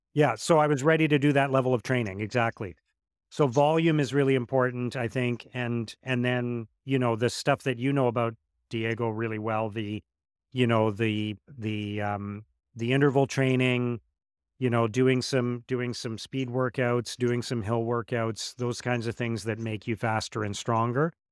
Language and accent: English; Ottawa, Ontario, Canada; my hometown in Ottawa